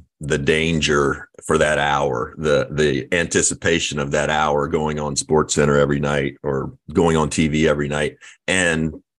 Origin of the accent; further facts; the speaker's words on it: Kentucky, United States; where Josh and I grew up in Kentucky